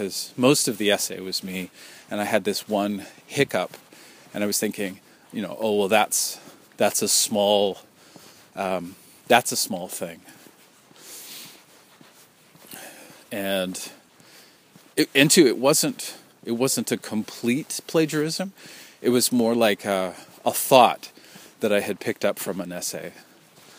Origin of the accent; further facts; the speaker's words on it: New Westminster, British Columbia, Canada; the name of the tribe in my hometown, you know, my city of New Westminster.